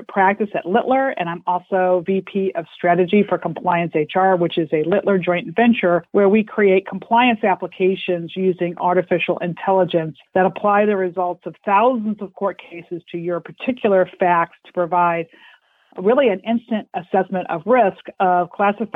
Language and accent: English; Illinois, United States; moved away as an adult; also born or lived in Chicago, Illinois / Hershey, Pennsylvania; I grew up in Illinois